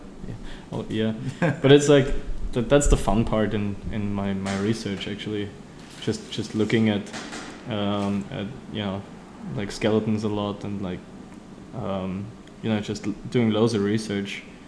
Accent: Austria; also born or lived in Vienna; I'm from Austria

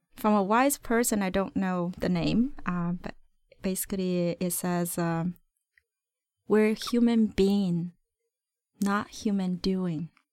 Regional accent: China; now in Vancouver, Canada; my root is, uh, I was born in China

